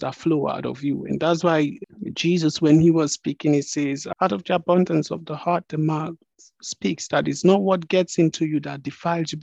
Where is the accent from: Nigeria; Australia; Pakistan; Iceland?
Nigeria; I am a Nigerian, meaning you can identify me with the geographical location of Nigeria